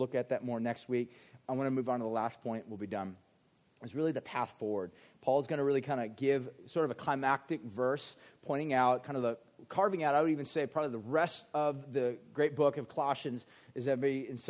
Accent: United States; as an American

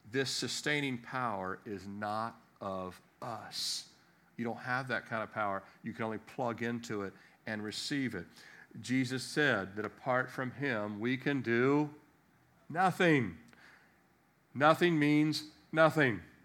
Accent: Annapolis, Maryland, United States; I was born in America, Annapolis, Maryland

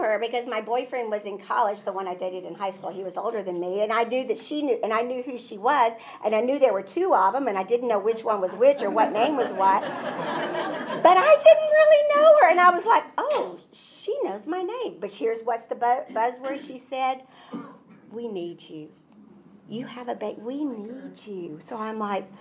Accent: Bellevue, Tennessee, United States; I grew up in Bellevue

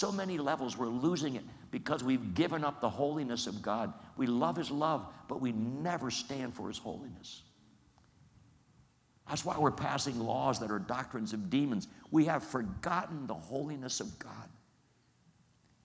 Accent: Coatesville, Pennsylvania, United States; I grew up as a 9-year-old right there in Coatesville, right there watching all that stuff going on in downtown Coatesville

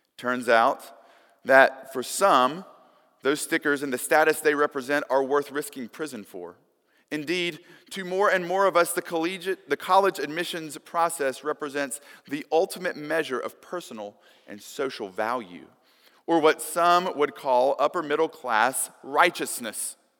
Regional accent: Tuscumbia, Alabama, United States; when I was a kid growing up in Tuscumbia, Alabama

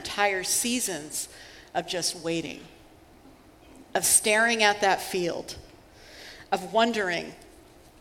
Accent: Seattle, Washington, United States; I'm from Seattle, and so I am hardly a farm girl

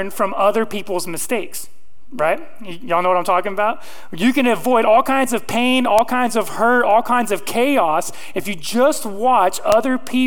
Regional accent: Modesto, California, United States; now in Arkansas, United States; I'm not from Arkansas. I'm from Modesto, California

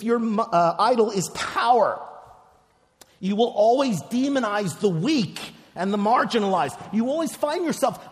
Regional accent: Philadelphia, Pennsylvania, United States; also born or lived in New York; I live in Philadelphia now. I grew up in Philadelphia. I lived in New York for about 5 years or so

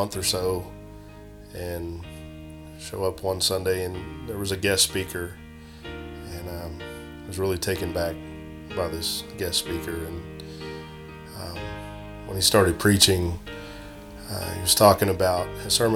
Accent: Weatherford, Texas, United States; I grew up in Weatherford, Texas.

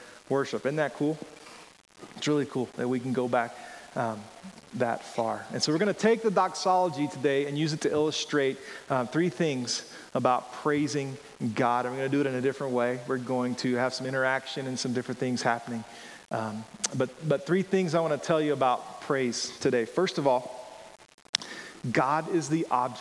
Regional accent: rural Georgia, United States; I grew up in Georgia, rural Georgia

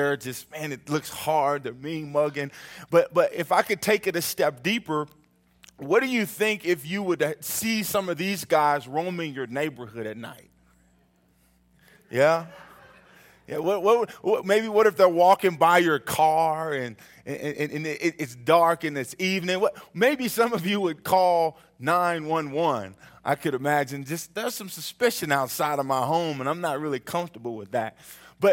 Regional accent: Oklahoma City, Oklahoma, United States; also born or lived in Missouri; I'm from Oklahoma City

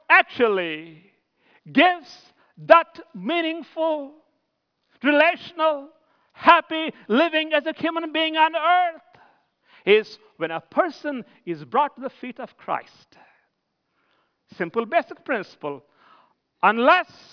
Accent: India; moved away as an adult; I'm from India.

